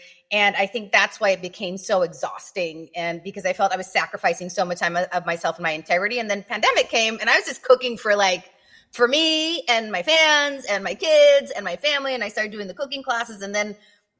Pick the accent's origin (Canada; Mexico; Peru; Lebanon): Mexico; Tijuana, Baja California; also born or lived in San Diego; I grew up in Tijuana.